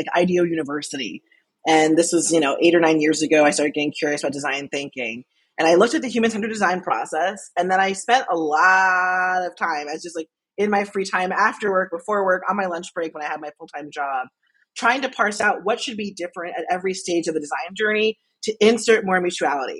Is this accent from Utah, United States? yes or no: no; Albany, New York, United States; I grew up in Albany, New York